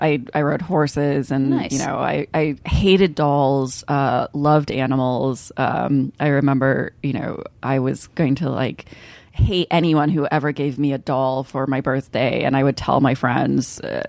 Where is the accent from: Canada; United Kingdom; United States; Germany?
United States; Kansas City, Kansas; in the suburbs of Kansas City, which is where I grew up, I think it's sort of like a liberal oasis amongst Kansas.